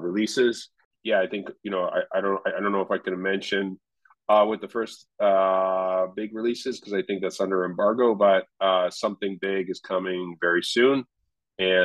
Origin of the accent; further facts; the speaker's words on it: Canada; Al and I are both Canadian